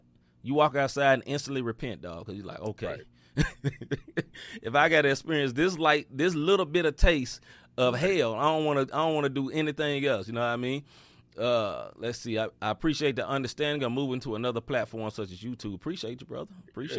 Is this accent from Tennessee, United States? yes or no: yes; Memphis, Tennessee, United States; I am from the South. I am a Southerner. I'm from Memphis, Tennessee.